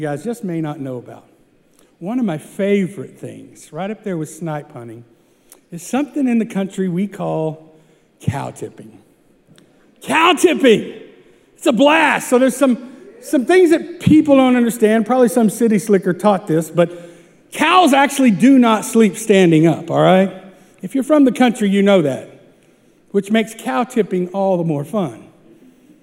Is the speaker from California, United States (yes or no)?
no; small town Oklahoma, United States; moved away; Small town Oklahoma